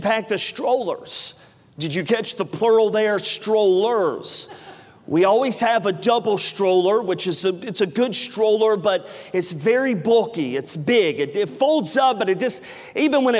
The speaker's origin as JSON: {"language": "English", "region": "the South", "country": "United States", "tie": "born or raised there", "said": "growing up in the South my entire life"}